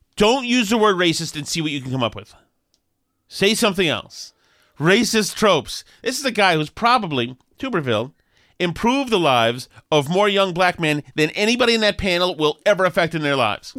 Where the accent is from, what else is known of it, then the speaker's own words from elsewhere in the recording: Boston, Massachusetts, United States; when I was growing up in Alston